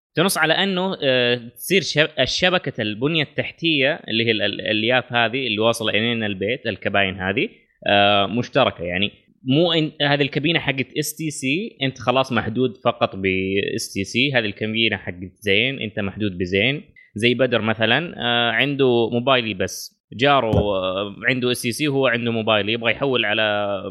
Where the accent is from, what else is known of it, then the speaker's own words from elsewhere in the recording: Saudi Arabia; اغلب المناطق الحدوديه عندنا في الجنوب